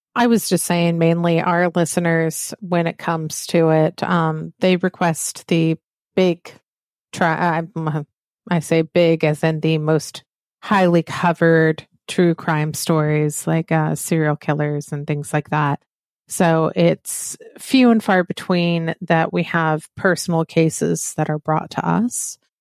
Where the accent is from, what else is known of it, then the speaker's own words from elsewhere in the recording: the South, United States; accent: Southern; I am from the South. When I am tired, very heated with, uh, emotion, my Southern accent comes through.